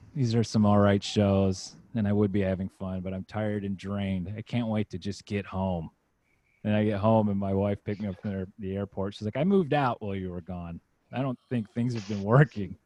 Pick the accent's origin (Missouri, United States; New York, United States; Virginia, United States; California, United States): Virginia, United States; moved away as an adult; now in Los Angeles, United States; I grew up in Virginia, well, from age five to 18. So, most formative experiences are from there.